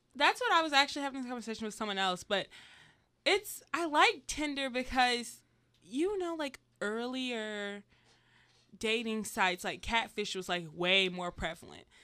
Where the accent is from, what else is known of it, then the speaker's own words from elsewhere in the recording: Georgia, United States; moved away; I'm from Georgia.